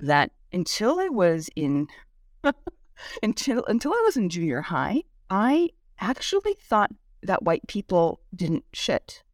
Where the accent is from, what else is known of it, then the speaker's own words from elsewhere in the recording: Bay Area, California, United States; first language Korean; English is a second language; I grew up in the California and Bay Area